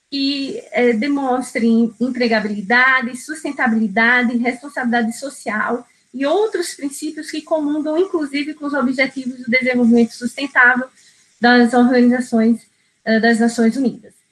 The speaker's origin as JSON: {"language": "Portuguese", "region": "Rio Grande do Norte", "country": "Brazil", "said": "Eu sou do Rio Grande do Norte, então eu sei o que é o diferencial de uma indústria onshore, porque eu visitei muito a região de Mossoró, Macau, Areia Branca"}